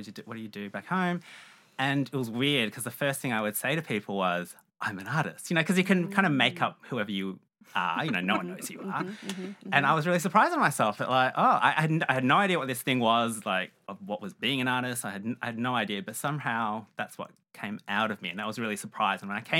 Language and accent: English; Melbourne, Victoria, Australia; also born or lived in Malaysia; I was born in Malaysia. I have Chinese ancestry and my family moved to Melbourne when I was just 2 years old. Mm-hmm. So I grew up here